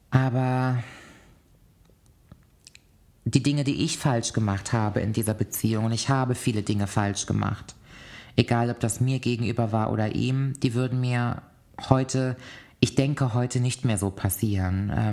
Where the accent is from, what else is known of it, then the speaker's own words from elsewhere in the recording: Cologne, North Rhine-Westphalia, Germany; also born or lived in Koblenz; bin dann nochmal zurück in meine Heimatstadt Köln gezogen.